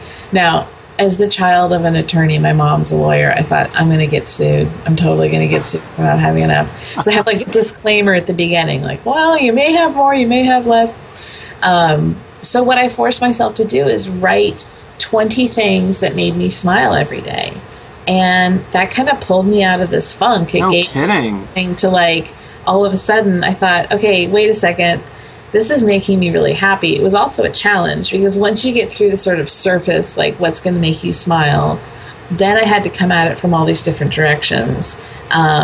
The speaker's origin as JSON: {"language": "English", "region": "California", "country": "United States", "moved": "as an adult", "said": "I was a fifth generation Californian before I moved"}